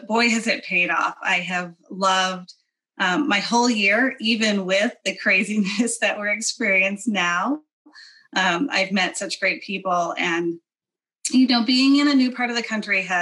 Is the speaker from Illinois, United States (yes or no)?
yes; Chicago, Illinois, United States; moved away as an adult; now in Atlanta, United States; I was born and raised in the Chicago area